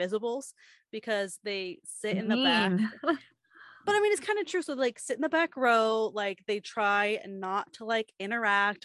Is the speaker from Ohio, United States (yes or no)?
no; Washington, United States; growing up in Washington